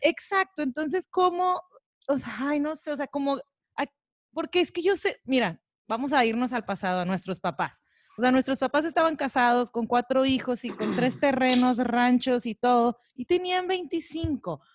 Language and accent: Spanish; Tijuana, Baja California, Mexico; now in Cabo San Lucas, Mexico; yo vengo de Tijuana